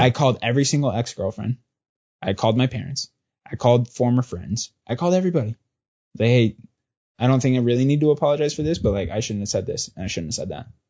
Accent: Southern California, United States; moved away; also born or lived in New York; growing up in Southern California and my dad being a cop

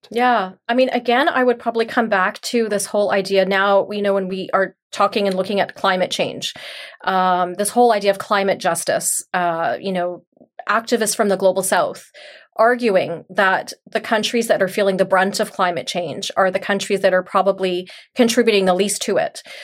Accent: Canada; moved away as an adult; also born or lived in Mauritius; I grew up here in Canada. I was born here.

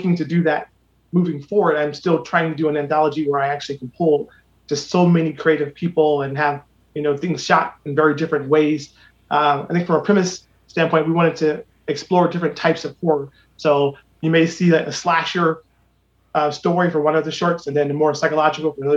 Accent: Akron, Ohio, United States; moved away as an adult; now in Los Angeles, United States; born and raised on Copley Road, I've always had a connection to the city of Akron

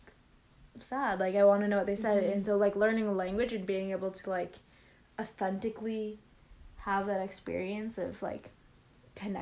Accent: Canada; I am Canadian.

